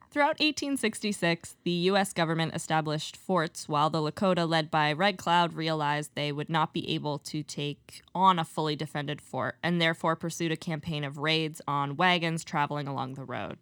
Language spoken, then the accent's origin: English; Eastern Canada, Canada; growing up in Eastern Canada